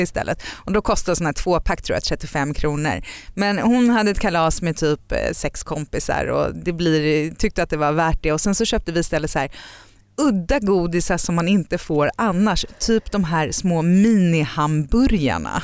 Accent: Sweden; moved away as an adult; also born or lived in United States; vi är knäppa svenskar

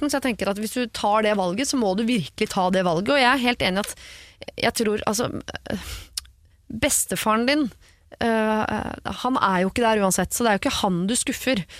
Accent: Trondheim, Trøndelag, Norway; moved away; Og denne begravelsen kommer til å finne sted eh, hjemme i Trondheim, så det er ikke sånn at det er rett rundt hjørnet heller.

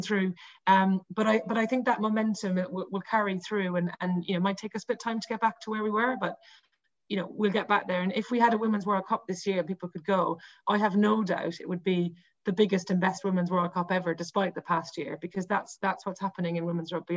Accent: Cork, Munster, Ireland; I'm from Cork

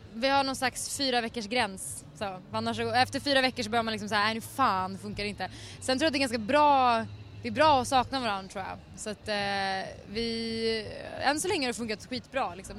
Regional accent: Stockholm, Stockholm County, Sweden; jag är från Stockholm

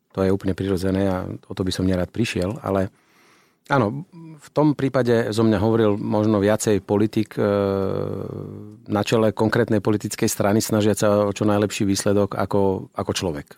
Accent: Banská Bystrica, Banská Bystrica Region, Slovakia; ja som človek z Banskej Bystrice

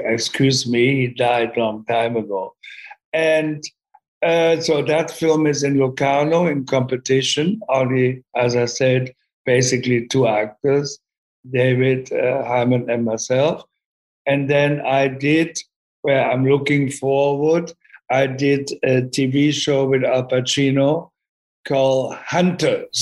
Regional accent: Germany; English is a second language; moved away as an adult; also born or lived in London; I grew up in Germany

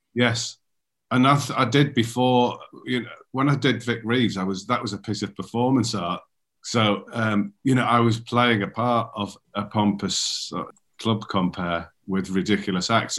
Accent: Darlington, North East England, United Kingdom; moved away; also born or lived in London; our mutual friend Alan Davidson, who I grew up with in Darlington

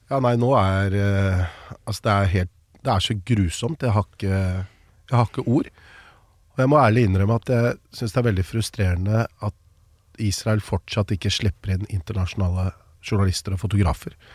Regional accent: Norway; I oppveksten så tror jeg det var som nordmenn flest. Jeg så på amerikanske filmer, serier eh, Jeg hadde aldri vært i USA.

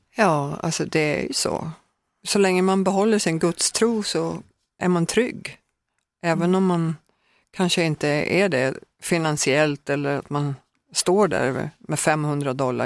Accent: Högsjö, Södermanland, Sweden; moved away; also born or lived in Norrköping / Texas / Los Angeles; hörde alltid jazz i mitt hem när jag växte upp i Högsjö

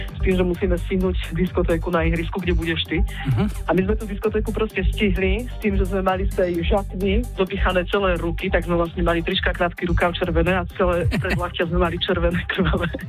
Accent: Čierny Balog, Banská Bystrica Region, Slovakia; Pracujem ako živnostník, venujem sa francúzštine a pochádzam z Čierneho balónu.

